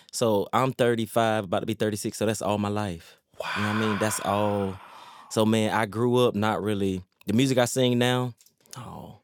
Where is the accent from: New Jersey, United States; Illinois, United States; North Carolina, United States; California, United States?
North Carolina, United States; Laurinburg; Laurinburg, North Carolina